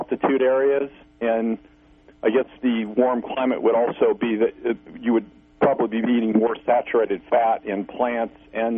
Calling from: Missouri, United States; This is … from Missouri.

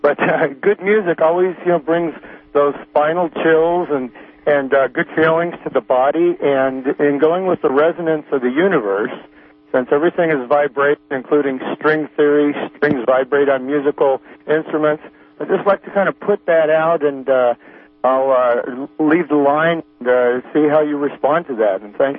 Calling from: Mendocino, California, United States; Hi, I'm calling from Mendocino. … right on the Mendocino coast

